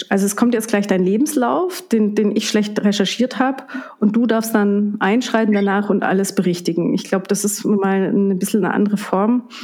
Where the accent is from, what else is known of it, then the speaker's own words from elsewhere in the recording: Reischach, Trentino-Alto Adige, Italy; geboren und aufgewachsen in Reischach bei Bruneck.